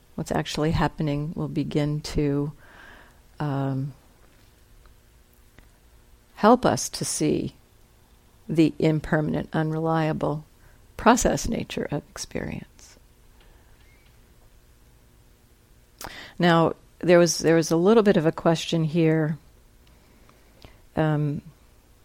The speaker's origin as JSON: {"language": "English", "region": "New Jersey", "country": "United States", "tie": "born or raised there", "said": "I grew up in New Jersey and went to that school and knew all these people"}